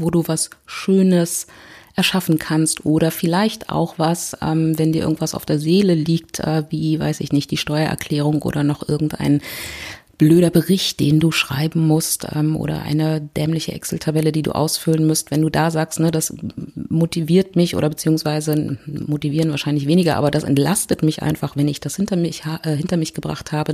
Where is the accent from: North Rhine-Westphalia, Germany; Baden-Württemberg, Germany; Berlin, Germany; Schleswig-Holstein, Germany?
Berlin, Germany; ich komme aus Berlin